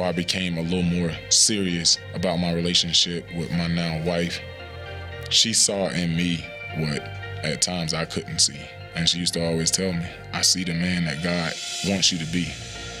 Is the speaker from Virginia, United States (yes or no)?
no; Pahokee, Florida, United States; my hometown, Pahokee, Florida, small town right on Lake Okeechobee